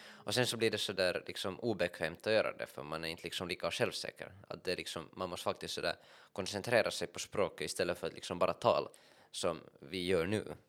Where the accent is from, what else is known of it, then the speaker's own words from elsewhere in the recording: Finland; jag är finlandssvensk